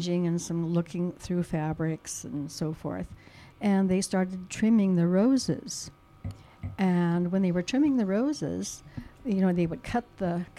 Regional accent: Santa Maria, California, United States; also born or lived in Richmond, California / Pismo Beach, California; I've been here since I was 10

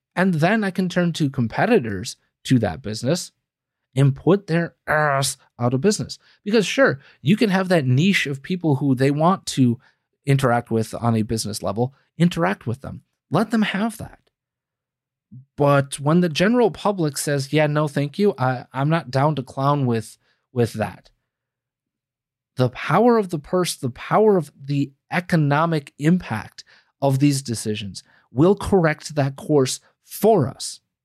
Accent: United States; we as the American people

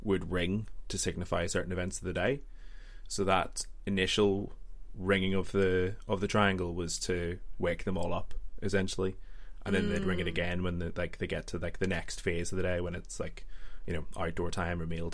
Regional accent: Northern Ireland, United Kingdom; I'm actually from Northern Ireland

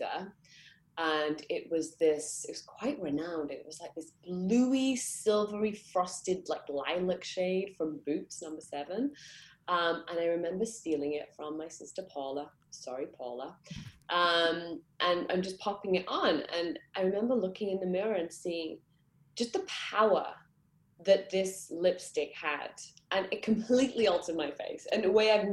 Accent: Manchester, North West England, United Kingdom; I grew up in Manchester

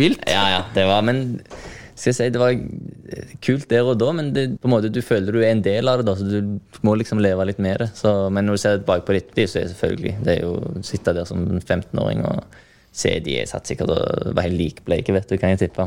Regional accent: Norway; moved away; Jeg var jo kaptein på U19-laget som nordmann

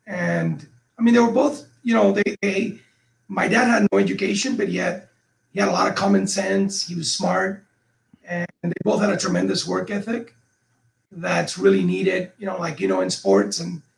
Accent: Cuba; moved away; people like us, when we came from Cuba, one of the things that held us back is that we didn't know the possibilities.

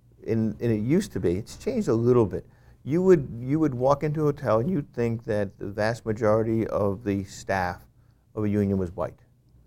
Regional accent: New York, United States; I grew up in Westchester County outside of New York City, and I grew up with people and I met people who were from the inner city of New York City.

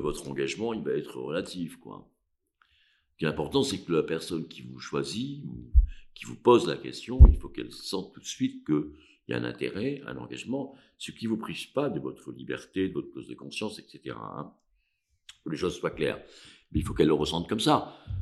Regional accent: Cantal, Auvergne-Rhône-Alpes, France; moved away as an adult; now in Paris, France; Je suis du Cantal, je suis pas corse

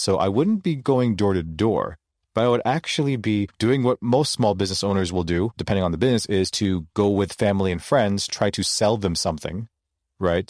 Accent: Toronto, Ontario, Canada; I was born and raised in Toronto, Ontario, Canada.

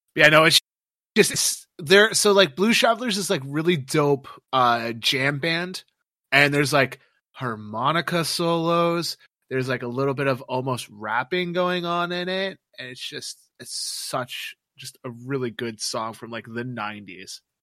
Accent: Canada; I always loved growing up in Canada

